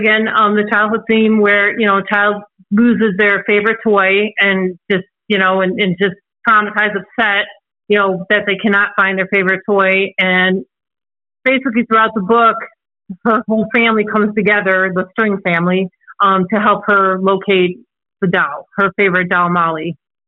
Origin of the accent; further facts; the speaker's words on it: Antioch, Illinois, United States; also born or lived in Chicago; I'm actually originally from Chicago, Illinois. As you can probably hear, I don't have an accent. But I was originally from Chicago, Illinois, and we had moved from Chicago to a small town called Antioch in Illinois. And we moved there when I was 6 years old.